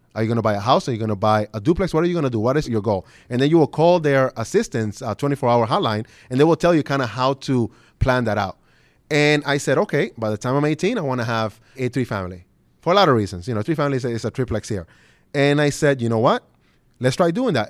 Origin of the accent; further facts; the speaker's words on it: New York City, New York, United States; moved away as an adult; also born or lived in Dominican Republic / Detroit; now in Los Angeles, United States; I'm originally from the Dominican Republic, uh, was born there, obviously. We came into the U S in May of nineteen ninety-one, my mother, father, sister, and I, and we moved directly into what's known as Red Hook, Brooklyn